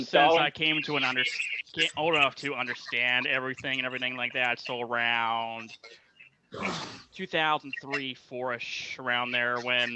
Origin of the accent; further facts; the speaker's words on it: Quakertown, Pennsylvania, United States; I am from Quakertown, Pennsylvania, which is an hour north of Philadelphia.